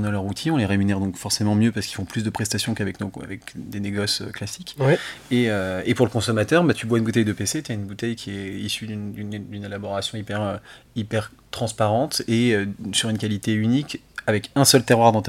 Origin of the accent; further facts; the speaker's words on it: Lyon, Auvergne-Rhône-Alpes, France; moi, je suis lyonnais